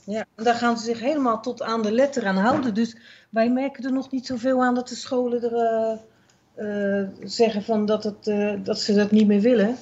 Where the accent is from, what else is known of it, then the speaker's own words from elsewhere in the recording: Netherlands; moved away; Als Nederlander, ja, in Nederland